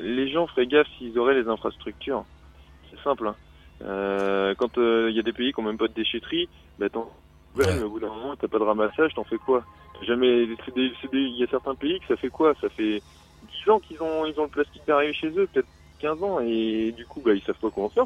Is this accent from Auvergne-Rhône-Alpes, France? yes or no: no; Vendée, Pays de la Loire, France; je suis de Vendée originairement